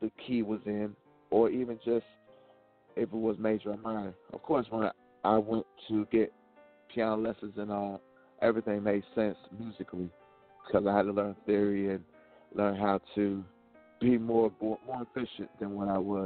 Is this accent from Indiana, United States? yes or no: no; Alexandria, Virginia, United States; my hometown, Alexandria